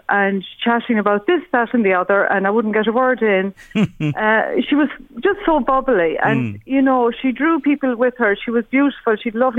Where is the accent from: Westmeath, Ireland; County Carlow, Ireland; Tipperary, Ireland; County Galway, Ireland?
County Galway, Ireland; Galway; now in Dunshaughlin, Ireland; We live here outside Dunshaughlin, County Meath. And she went to school in Ashburn Secondary School. We came from Galway originally.